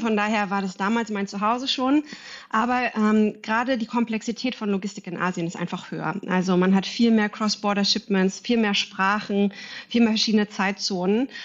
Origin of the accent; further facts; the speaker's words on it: Berlin, Germany; moved away as an adult; now in Singapore; Ich bin in Berlin, zurück in meine Heimat